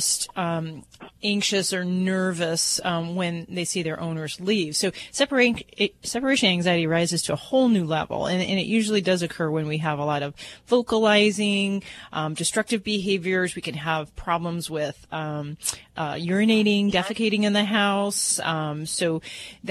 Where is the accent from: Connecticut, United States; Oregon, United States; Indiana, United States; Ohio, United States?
Indiana, United States; Hammond; I come from the Hammond area, Hammond, Munster, Indiana.